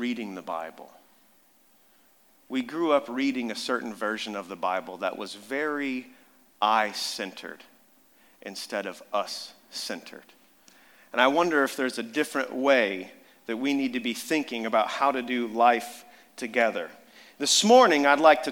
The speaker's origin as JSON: {"language": "English", "town": "Amarillo", "region": "Texas", "country": "United States", "tie": "born or raised there", "moved": "yes", "said": "I grew up down in Amarillo, Texas, West Texas"}